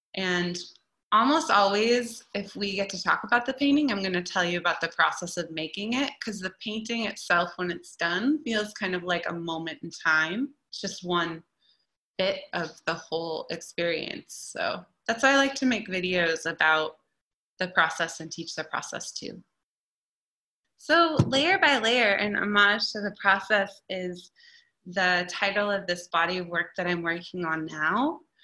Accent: Eugene, Oregon, United States; now in Portland, United States; I grew up down in Eugene, and I've been in Portland now for over a decade

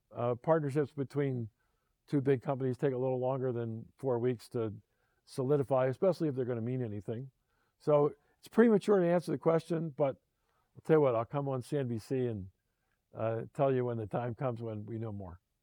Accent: Philadelphia, Pennsylvania, United States; my hometown, Philadelphia

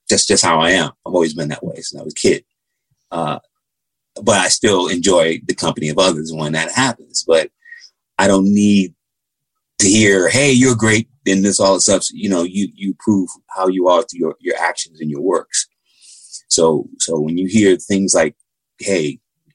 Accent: United States; Growing up in America

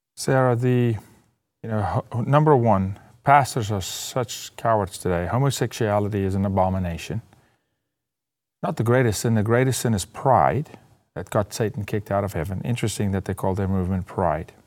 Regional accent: South Africa; moved away; as a South African in South Africa

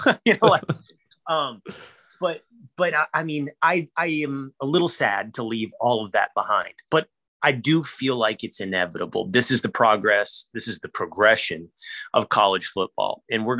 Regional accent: North Texas, United States; I grew up in North Texas like you.

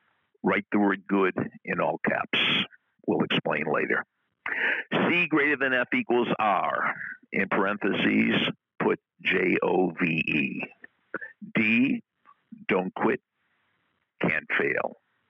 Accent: Boston, Massachusetts, United States; accent: Boston; "I grew up in Boston." I'm losing my accent, but she detected my accent.

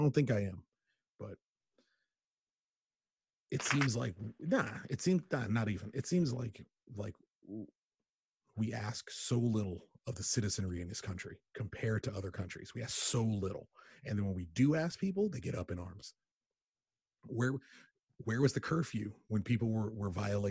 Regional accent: United States; I'm born in America

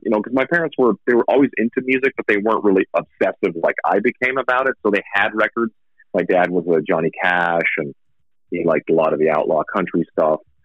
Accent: Saskatchewan, Canada; also born or lived in Vancouver, Canada; now in Las Vegas, United States; i moved like from Saskatchewan where I grew up was super winter

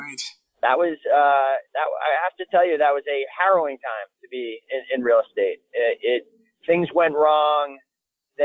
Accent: Brattleboro, Vermont, United States; I was born and raised in Vermont. I was born in Brattleboro, Vermont.

